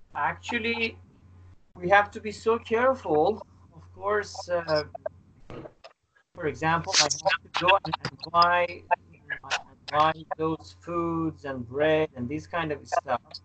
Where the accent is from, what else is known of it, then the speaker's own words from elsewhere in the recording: Iran; now in Istanbul, Turkey; I am from Iran. I live in Istanbul